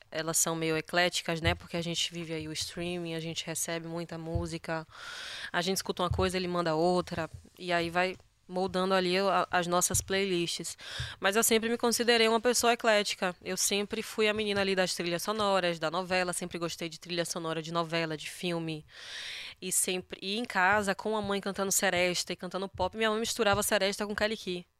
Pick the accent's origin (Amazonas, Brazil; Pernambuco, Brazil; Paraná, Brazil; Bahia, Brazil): Bahia, Brazil